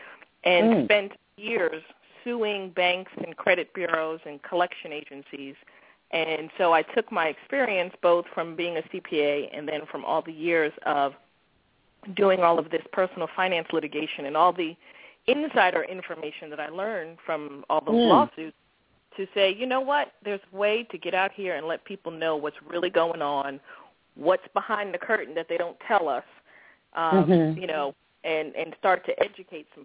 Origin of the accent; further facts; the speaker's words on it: New York, United States; moved away as an adult; now in Maryland, United States; I grew up in New York, and as I tell people, even though I'm now in the Maryland, D.C. area, I'm still a New Yorker at heart